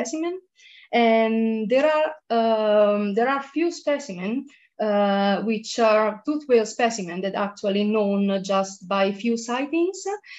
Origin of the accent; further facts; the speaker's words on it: Italy; moved away as an adult; also born or lived in Rome; now in United Kingdom; I come from Italy, and then I moved to the UK for my PhD.